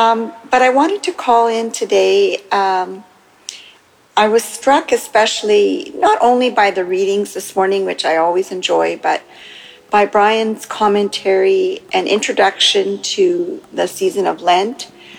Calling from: Canada; from Canada calling, except I'm calling in from Mexico.

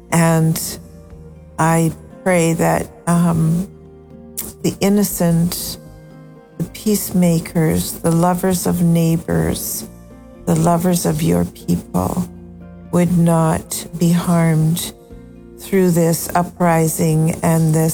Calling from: Canada; Um, let you know that even though I'm Canadian, I pray for the States daily.

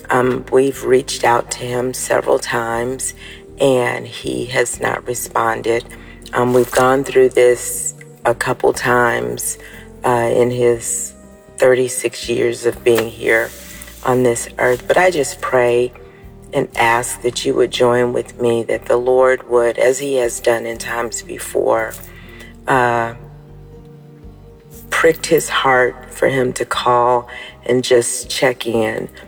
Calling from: Florida, United States; Good morning, Dabsy family. … from Florida

